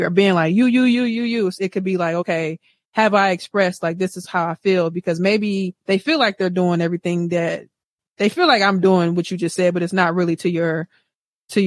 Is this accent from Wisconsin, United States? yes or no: yes; Wisconsin, United States; I'm from Wisconsin